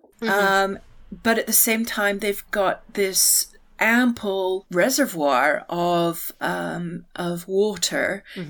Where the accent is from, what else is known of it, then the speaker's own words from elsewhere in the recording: Winnipeg, Manitoba, Canada; I grew up in Winnipeg, which is pretty much, if you draw a line along a little bit north of the Canadian-American border, if you draw a line between east and west and get to the middle